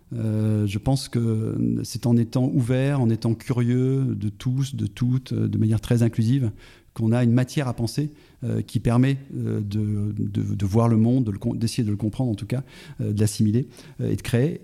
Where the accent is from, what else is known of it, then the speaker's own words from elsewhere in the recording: Auvergne-Rhône-Alpes, France; je suis auvergnat